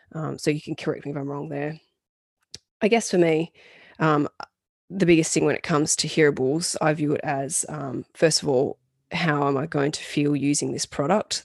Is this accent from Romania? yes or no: no; Australia; being an Australian gal